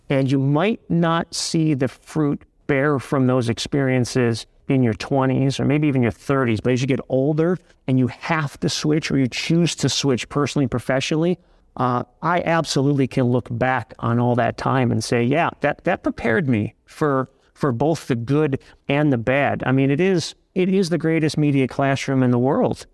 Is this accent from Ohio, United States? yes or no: yes; Cleveland, Ohio, United States; also born or lived in Niles, Ohio; my hometown. You know, my goal was to work in Cleveland